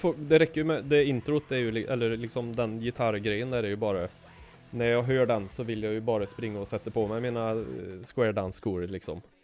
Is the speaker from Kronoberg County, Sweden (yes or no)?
no; Arvika, Värmland, Sweden; i mitt pojkrum hemma i Arvika